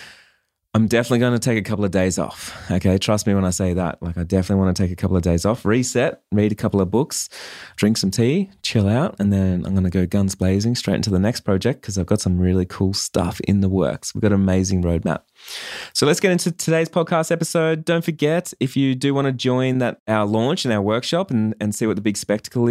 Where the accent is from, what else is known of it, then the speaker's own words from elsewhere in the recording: Australia; I'm from Australia